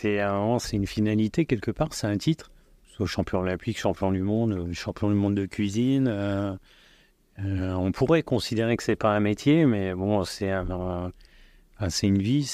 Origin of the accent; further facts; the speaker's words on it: Lyon, Auvergne-Rhône-Alpes, France; je suis lyonnais, mais je suis plus citoyen du monde